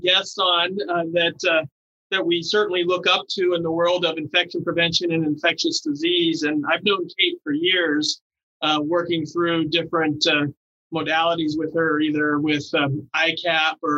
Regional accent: Bellevue, Nebraska, United States; we're both from Bellevue

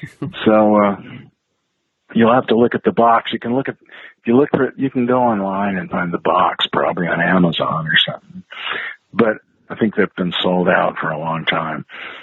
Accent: Idaho, United States; I didn't always get where I grew up in the Northwest and Idaho. There weren't always outlets to play rock.

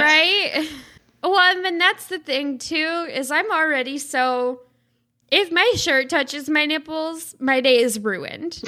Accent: the South, United States; I'm from the South

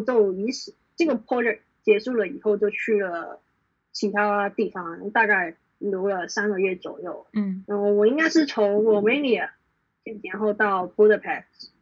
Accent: Hong Kong; 基本上我从小到大都是在香港生活

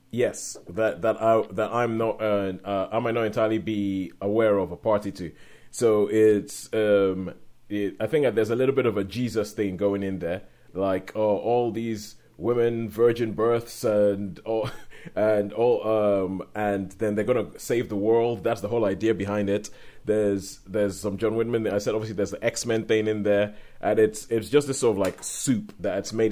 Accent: Nigeria; we're both Nigerian. We grew up in Nigeria

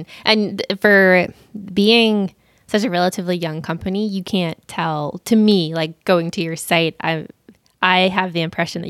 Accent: outside of Atlanta, Georgia, United States; I grew up outside of Atlanta.

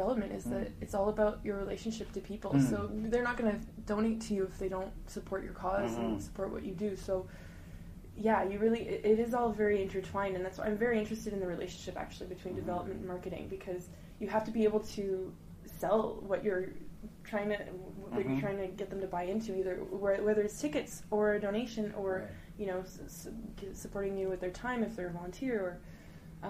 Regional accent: Montreal, Quebec, Canada; moved away as an adult; now in Toronto, Canada; I'm born and raised in Montreal, mm-hmm. but so I'd only ever lived there my whole life

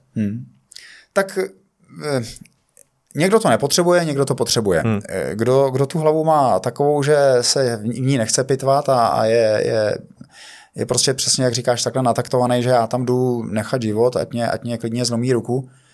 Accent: Pardubice, Pardubice Region, Czechia; já jsem z Pardubic

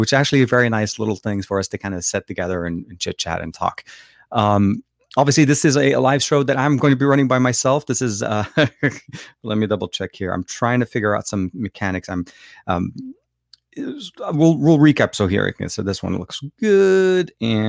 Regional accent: Lebanon; born there; English is a second language; So I was born in Lebanon and I speak Arabic, French, and English fluently.

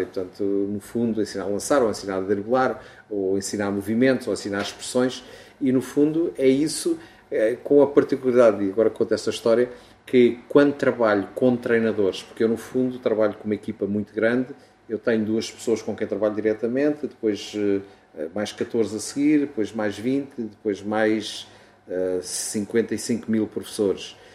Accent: Portugal; moved away; eu sou português, tenho um orgulho enorme em o ser

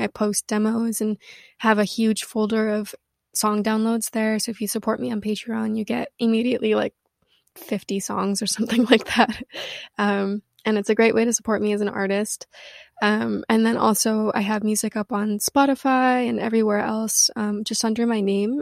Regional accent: Missoula, Montana, United States; moved away; also born or lived in Washington; I grew up in Washington and in Montana

